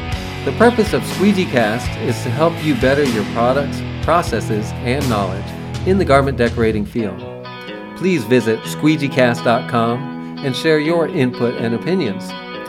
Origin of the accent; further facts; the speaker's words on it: Fort Walton Beach, Florida, United States; Since I'm from Fort Walton Beach as well, or Pensacola area and all that, in the panhandle